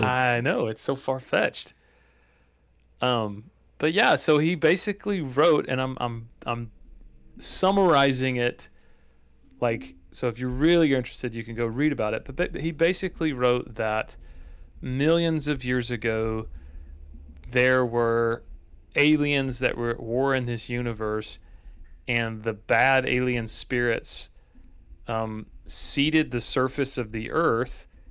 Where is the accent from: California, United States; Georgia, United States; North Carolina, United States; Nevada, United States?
Georgia, United States; Dalton; my hometown of Dalton, Georgia